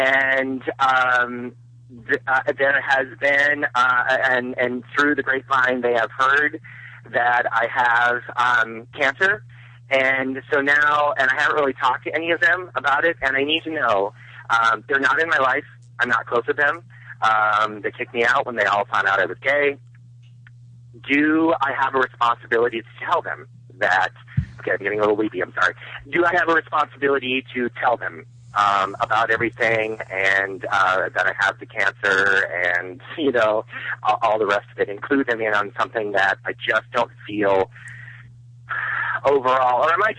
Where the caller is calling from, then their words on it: North Carolina, United States; calling from North Carolina.